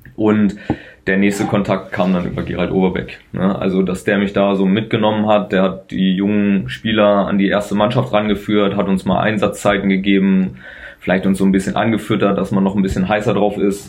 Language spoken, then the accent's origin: German; Dingelbe, Lower Saxony, Germany; in Dinkelbe, wo ich aufgewachsen bin, da in die Grundschule